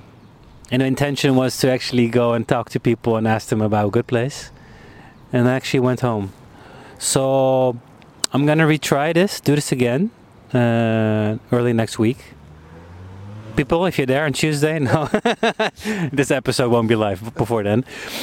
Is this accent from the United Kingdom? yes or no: no; Munich, Bavaria, Germany; English is a second language; moved away as an adult; also born or lived in Netherlands; now in Amsterdam, Netherlands; I grew up abroad. I lived in Munich for 15 years. I was born here in the Netherlands, but then my dad got a job, so we moved. And then I was 18, finished my international school.